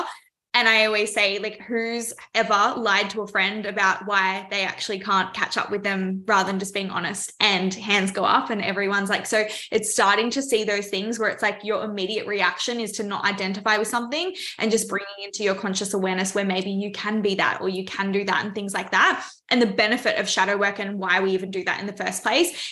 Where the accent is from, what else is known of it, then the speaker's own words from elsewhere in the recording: Melbourne, Victoria, Australia; I'm from Melbourne, Australia.